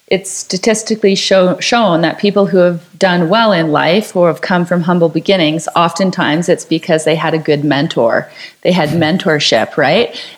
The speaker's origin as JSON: {"language": "English", "country": "Canada", "said": "I mean, especially being Canadian, we're very polite"}